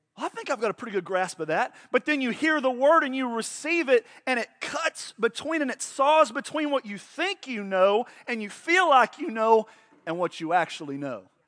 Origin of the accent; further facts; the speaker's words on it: Oklahoma, United States; I was born in Oklahoma.